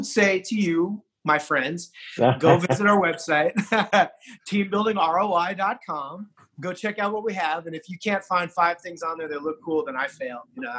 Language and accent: English; California, United States; born there; and I was born in California, and I've spent a lot of time in California throughout my whole life.